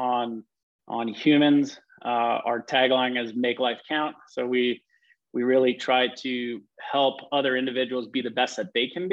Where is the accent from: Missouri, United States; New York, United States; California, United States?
New York, United States; New York City; growing up in Queens, New York